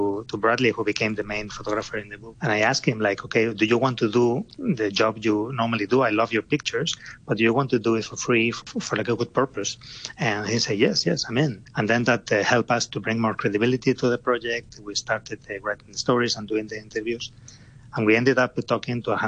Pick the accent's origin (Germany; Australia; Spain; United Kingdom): Spain; moved away as an adult; now in Hong Kong; I'm from Spain. I came to Hong Kong 10 years ago.